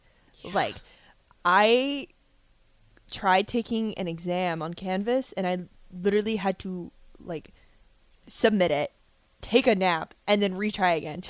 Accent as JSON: {"language": "English", "town": "Tracy", "region": "California", "country": "United States", "tie": "born or raised there", "moved": "as an adult", "lives_now": "Lincoln, United States", "said": "I grew up in Tracy, California, so Central Valley, NorCal, farmland, very flat like here."}